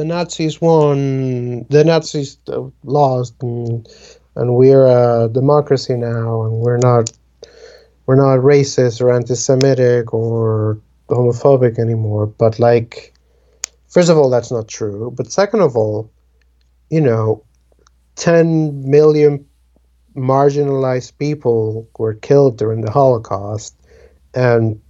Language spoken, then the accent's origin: English; Dominican Republic; first language Spanish; English is a second language; moved away; I'm originally from the Dominican Republic